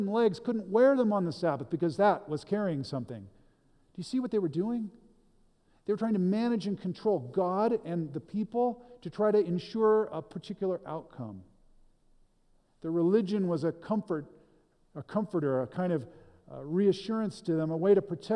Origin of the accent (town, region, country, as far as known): United States